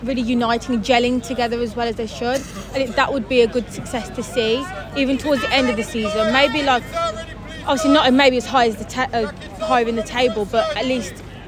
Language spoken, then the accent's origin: English; Dudley, West Midlands, United Kingdom; No, it's about a 10-minute train journey from near Dudley, as you can tell, because my accent.